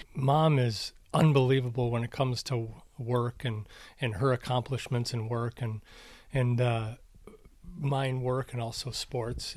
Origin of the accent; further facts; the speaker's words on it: Minnesota, United States; moved away; also born or lived in Arizona; when I grew up in Minnesota